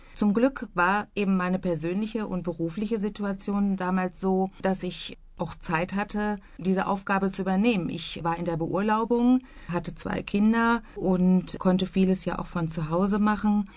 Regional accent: Bielefeld, North Rhine-Westphalia, Germany; moved away as an adult; also born or lived in Vlotho; now in Iserlohn, Germany; meine Heimatstadt Bielefeld

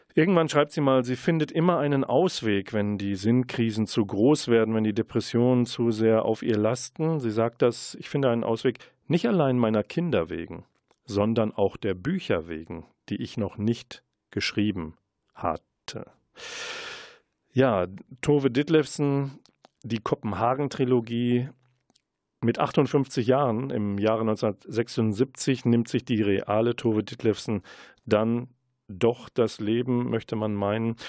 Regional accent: Münster, North Rhine-Westphalia, Germany; als Münsteraner

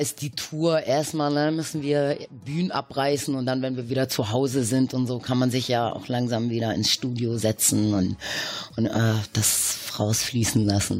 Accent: Hamburg, Germany; also born or lived in Caribbean; wir sind aus Hamburg

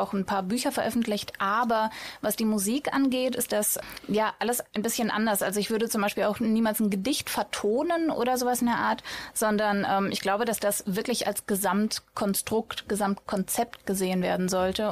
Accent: Sauerland, North Rhine-Westphalia, Germany; also born or lived in Russia / Bochum; ich bin im Sauerland aufgewachsen

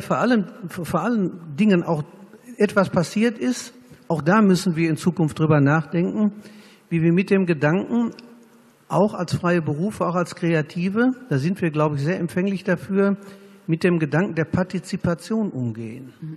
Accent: Germany; wir als Deutsche

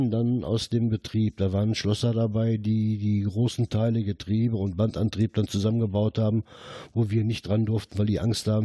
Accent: Herten, North Rhine-Westphalia, Germany; born there; Ich bin äh, 1952 hier in Herten geboren. Meine Eltern und Großeltern waren schon mit dem Bergbau verbunden

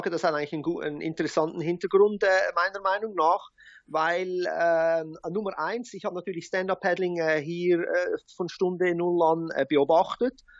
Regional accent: Zurich, Switzerland; now in Hawaii, United States; ich bin gebürtiger Schweizer äh, aus Zürich.

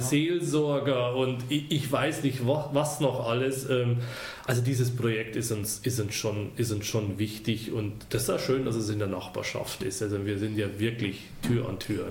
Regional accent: Deggendorf, Bavaria, Germany; moved away as an adult; also born or lived in Ostwestfalen; now in Gütersloh, Germany; wie man es hört, bin ich nicht von hier. Ich komme gebürtig aus Bayern.

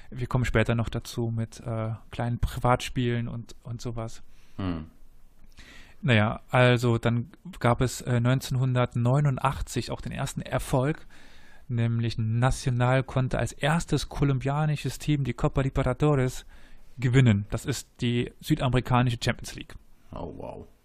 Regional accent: Cologne, North Rhine-Westphalia, Germany; Ja, als das Kölner muss man

